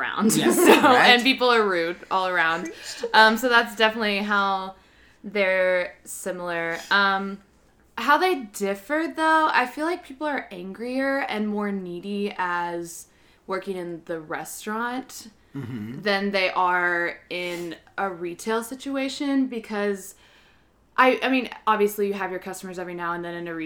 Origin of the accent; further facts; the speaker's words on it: Kentucky, United States; moved away as an adult; now in New York, United States; I'm from Kentucky, but we were close to Indiana, and I worked at a restaurant over there